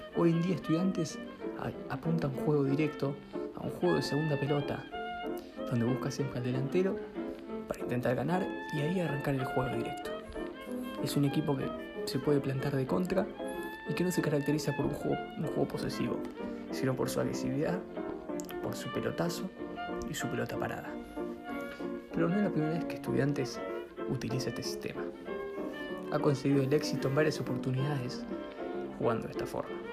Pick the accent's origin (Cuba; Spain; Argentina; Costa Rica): Argentina; La Plata, Buenos Aires Province; soy de La Plata